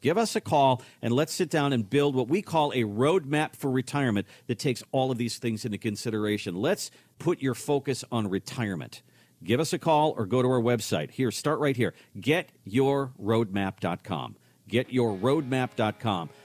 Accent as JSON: {"language": "English", "region": "Minnesota", "country": "United States", "moved": "yes", "said": "I'm originally from Minnesota"}